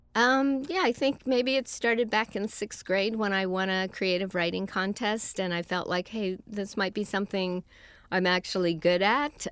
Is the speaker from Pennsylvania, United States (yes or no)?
no; San Francisco, California, United States; moved away as an adult; now in Los Angeles, United States; I was born and raised in San Francisco.